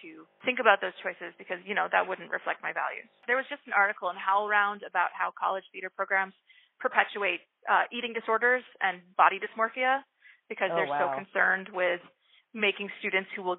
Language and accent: English; Louisville, Kentucky, United States; I grew up in Louisville, Kentucky